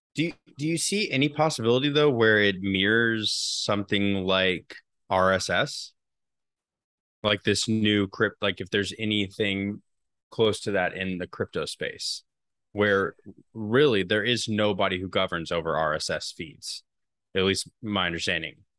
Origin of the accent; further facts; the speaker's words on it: United States; as an American